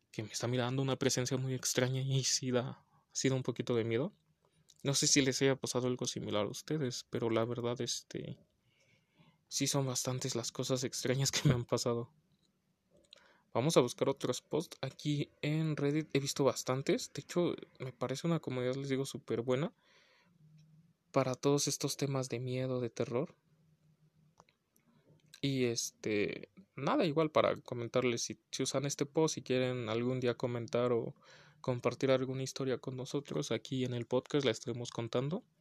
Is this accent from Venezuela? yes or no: yes; Venezuela; Yo en ese entonces tenía 14 años de edad. Soy de Venezuela y en esa época teníamos un racionamiento de electricidad.